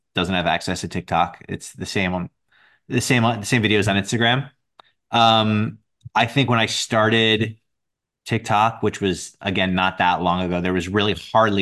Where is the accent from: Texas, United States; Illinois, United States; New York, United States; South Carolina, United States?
New York, United States; I'm from New York. I live here now.